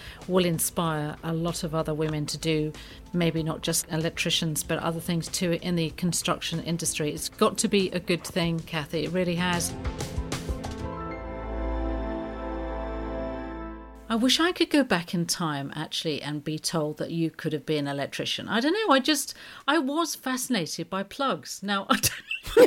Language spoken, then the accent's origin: English; London, United Kingdom; I grew up in Streatham in South London, we had a John Lewis store